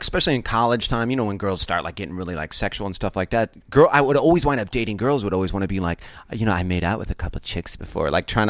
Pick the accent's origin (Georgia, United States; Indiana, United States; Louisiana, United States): Indiana, United States; Northwest; I grew up in the Midwest